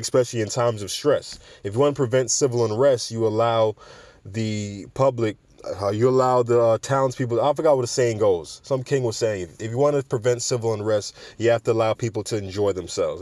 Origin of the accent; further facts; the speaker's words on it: New York City, New York, United States; I'm a New Yorker